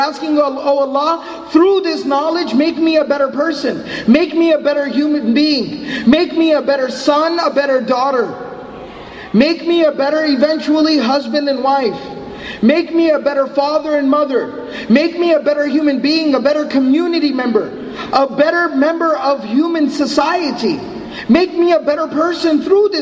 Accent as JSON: {"language": "English", "town": "Dallas", "region": "Texas", "country": "United States", "said": "I'm from Dallas"}